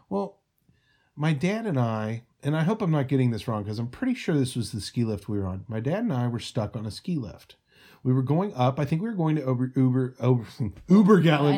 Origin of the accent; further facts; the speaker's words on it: Cincinnati, Ohio, United States; my family is from Kentucky and I grew up in Cincinnati